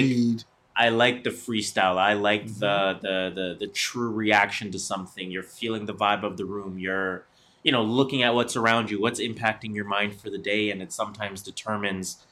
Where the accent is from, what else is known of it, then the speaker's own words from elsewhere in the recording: Toronto, Ontario, Canada; First generation Torontonians